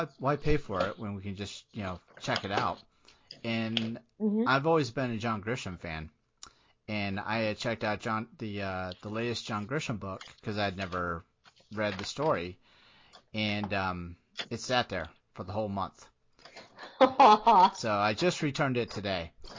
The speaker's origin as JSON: {"language": "English", "town": "Portsmouth", "region": "Virginia", "country": "United States", "tie": "born there", "said": "I was born in Portsmouth, Virginia, which is right off the Navy base."}